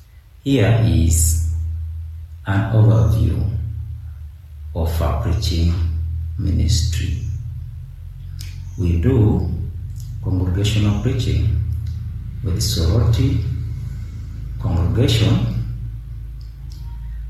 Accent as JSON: {"language": "English", "country": "Uganda", "said": "I'm from Uganda, the Pearl of Africa."}